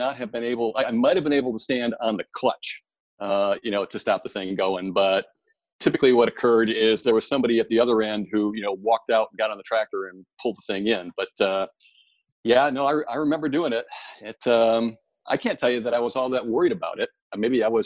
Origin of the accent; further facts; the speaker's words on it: Michigan, United States; I grew up on a dairy farm in mid-Michigan